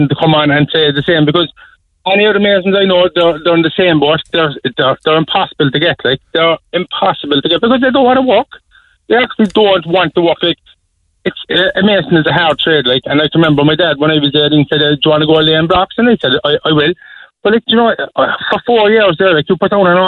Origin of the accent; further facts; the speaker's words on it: Cork, Munster, Ireland; I'm from Holly Hill